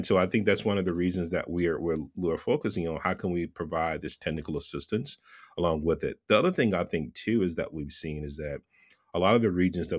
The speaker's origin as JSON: {"language": "English", "region": "Texas", "country": "United States", "tie": "born or raised there", "lives_now": "Southern California, United States", "said": "I grew up in Texas. I grew up in the South. I'm a Southern boy who lives in California, in Southern California."}